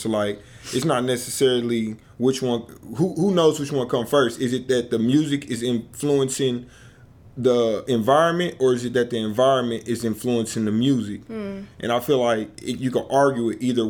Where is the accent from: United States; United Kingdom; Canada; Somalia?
United States; I'm from America